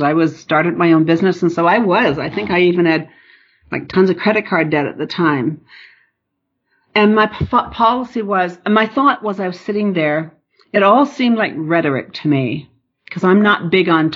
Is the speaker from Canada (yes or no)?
yes; Newfoundland and Labrador, Canada; moved away; I'm from Northern Newfoundland and my family focused on university